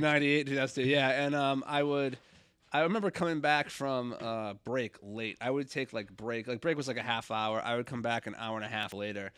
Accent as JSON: {"language": "English", "town": "Stoneham", "region": "Massachusetts", "country": "United States", "tie": "born or raised there", "said": "I hate my hometown a lot, but it is in Stoneham"}